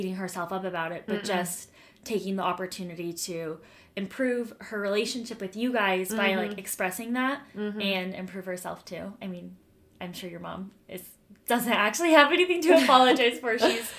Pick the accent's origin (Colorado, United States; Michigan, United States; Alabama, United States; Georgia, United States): Colorado, United States; Denver; moved away as an adult; now in Utah, United States; I'm from Denver, as I've said before, and my family lived in Denver until a couple of years ago.